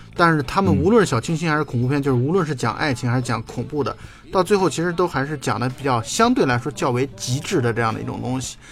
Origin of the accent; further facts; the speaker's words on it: China; 我们中国人